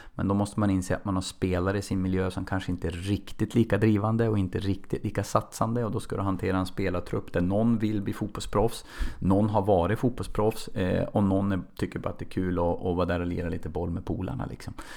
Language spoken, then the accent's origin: Swedish; Nolby, Västernorrland County, Sweden; jag växte upp i en liten ort som heter Nolby, eh, nära Kvissleby och söder om, om Sundsvall